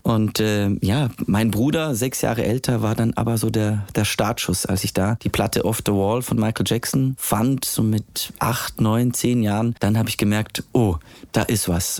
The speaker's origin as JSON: {"language": "German", "country": "Switzerland", "said": "Die Schweiz, wo ich herkomme, ist sehr klein"}